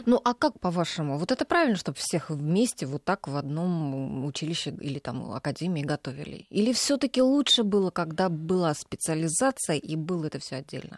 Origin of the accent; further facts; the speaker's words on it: Voronezh, Voronezh Oblast, Russia; moved away; Я вот сама выросла рядом с военным училищем. Я родилась в Воронеже